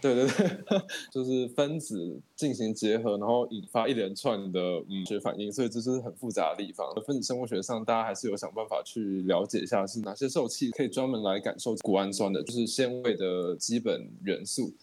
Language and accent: Chinese; Tainan, Taiwan; 我们台台南人的饮食习惯